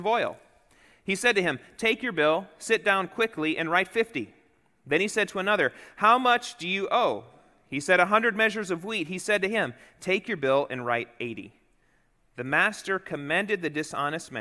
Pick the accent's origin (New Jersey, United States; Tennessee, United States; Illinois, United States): Illinois, United States; Chicago; moved away; also born or lived in the Dakotas; growing up in Chicago and then in the Dakotas